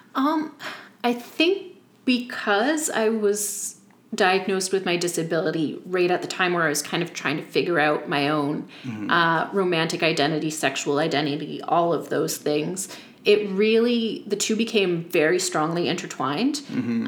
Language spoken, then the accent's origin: English; Yarmouth County, Nova Scotia, Canada; I grew up in Yarmouth County